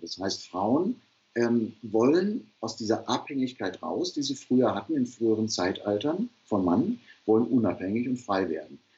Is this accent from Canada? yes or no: no; Ruhr area, North Rhine-Westphalia, Germany; Ich komme aus dem Ruhrpott